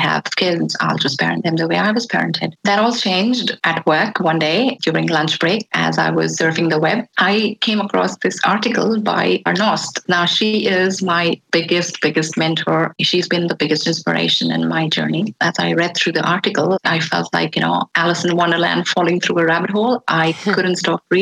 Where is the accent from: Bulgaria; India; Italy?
India; I was born and raised in India.